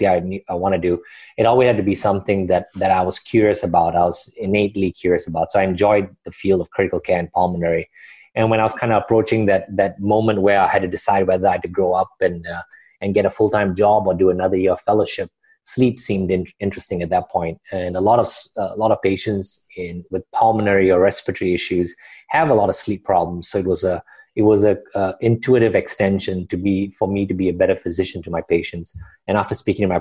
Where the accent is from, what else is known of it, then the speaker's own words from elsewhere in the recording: Kuala Lumpur, Malaysia; moved away as an adult; also born or lived in Singapore; I was born and raised in Malaysia. I grew up in Kuala Lumpur, the capital city, was there till the end